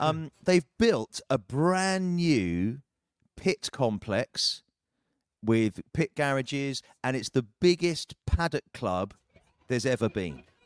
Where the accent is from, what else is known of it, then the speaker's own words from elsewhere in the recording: United Kingdom; as a Brit